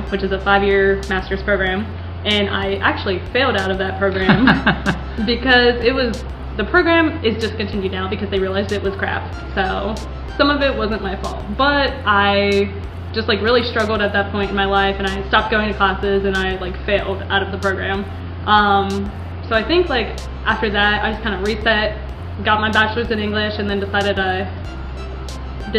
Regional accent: Parkersburg, West Virginia, United States; I didn't want to stay in West Virginia. I didn't want to like be in my hometown

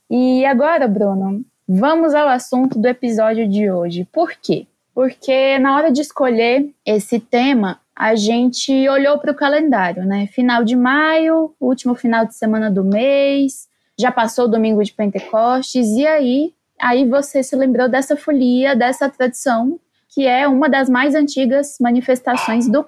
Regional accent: Goiás, Brazil; Eu sou de Goiás.

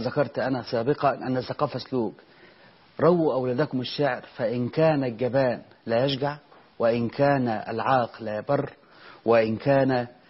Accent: Egypt; عندنا في مصر هنا

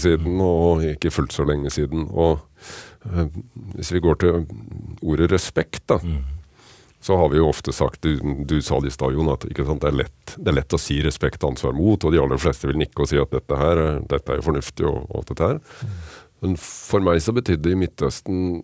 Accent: Kragerø, Vestfold og Telemark, Norway; hjemme i Kragerø så hadde jeg vokst opp med trebåter og seiling

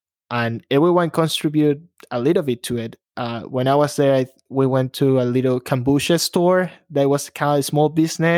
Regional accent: Guayaquil, Guayas, Ecuador; moved away as an adult; now in Chicago, United States; Born and raised in Ecuador, guys. I was born in a small city, Guayaquil. I came to Chicago about 9 years ago, almost 10.

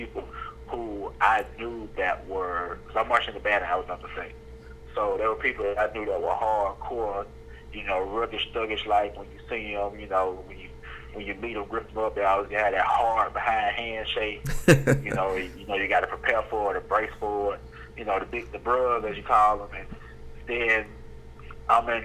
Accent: Mobile, Alabama, United States; I am from Mobile, Alabama

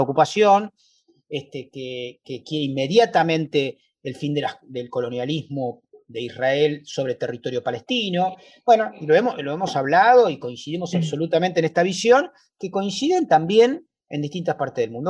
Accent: Argentina; los judíos somos plurales, los argentinos judíos somos plurales

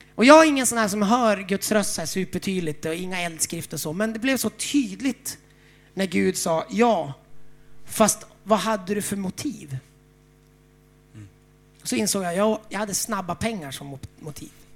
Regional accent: Umeå, Västerbotten County, Sweden; jag är uppvuxen i Frälsningsarmén i Umeå

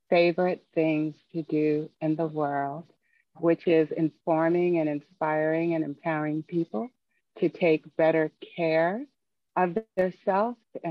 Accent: New York City, New York, United States; moved away as an adult; also born or lived in Southern California; I grew up in New York City

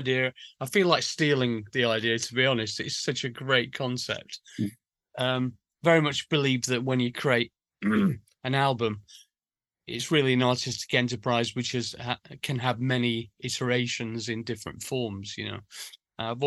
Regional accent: Sheffield, Yorkshire and the Humber, United Kingdom; we grew up in Sheffield, a big industrial town

